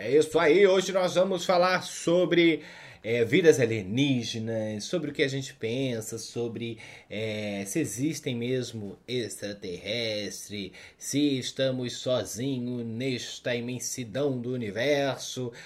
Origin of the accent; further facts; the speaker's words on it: South Region, Brazil; now in Southeast Brazil; eu não nasci aqui, né? Eu sou do Sul também